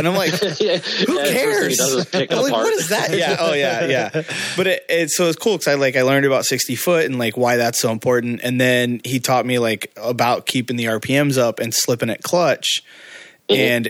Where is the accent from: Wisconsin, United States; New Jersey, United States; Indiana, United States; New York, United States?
Indiana, United States; So in my hometown in Indiana, we had nothing besides a drag strip.